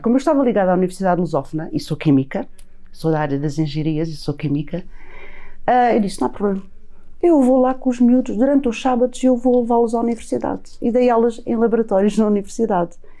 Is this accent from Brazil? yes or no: no; Setúbal, Portugal; eu sou de Setúbal, eu com dezessete anos, ah, estava eh, quinze, dezasseis. Estava no Liceu Nacional de Setúbal